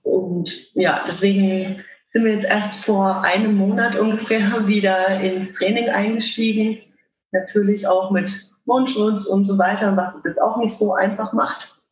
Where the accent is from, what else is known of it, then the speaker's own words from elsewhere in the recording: Würzburg, Bavaria, Germany; ich komme aus Würzburg, bin 32 Jahre alt